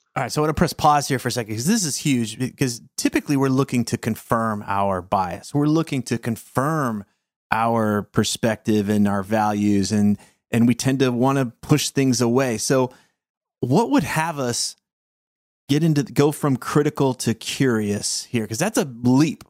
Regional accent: the South, United States; I was raised in the South

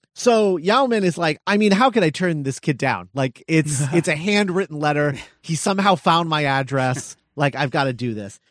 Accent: Texas, United States; as a fellow Texan

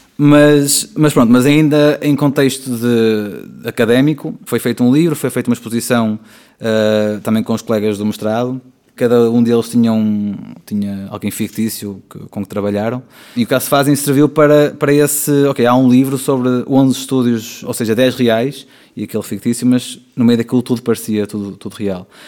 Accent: Valongo, Porto District, Portugal; minha terra, que é Suzão

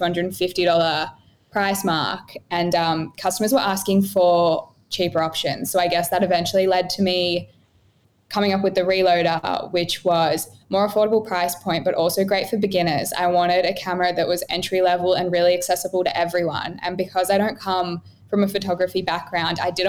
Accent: Melbourne, Victoria, Australia; now in Gold Coast, Australia; I'm originally from Melbourne and now I live on the Gold Coast.

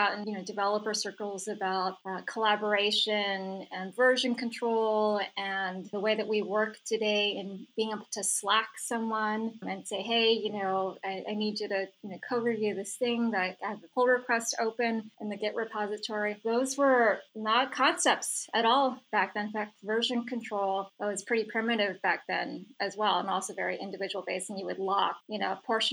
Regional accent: San Francisco, California, United States; I grew up in San Francisco

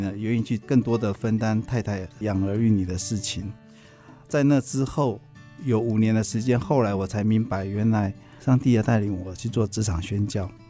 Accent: Yilan County, Taiwan; moved away; 我是在宜兰长大的乡下小孩

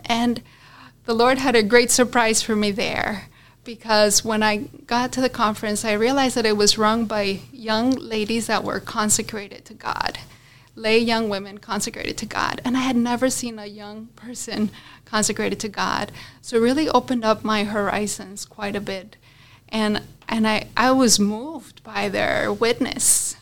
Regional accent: Colombia; moved away; also born or lived in Florida, United States; I'm from Colombia, like you said, and I'm one of four children

